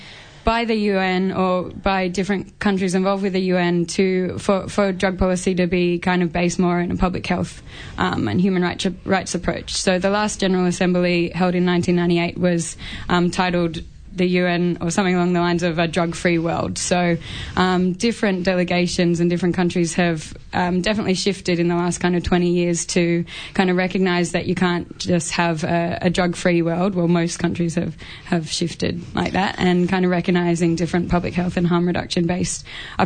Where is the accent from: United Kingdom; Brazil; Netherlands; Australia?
Australia; Sydney, New South Wales; moved away as an adult; now in Melbourne, Australia; I'm from Sydney originally, so I used to work in outreach and different services there